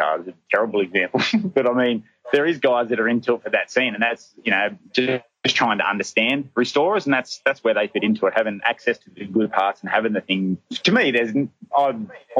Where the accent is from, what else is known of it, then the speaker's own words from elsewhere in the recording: Bathurst, New South Wales, Australia; now in Townsville, Australia; we grew up around Bathurst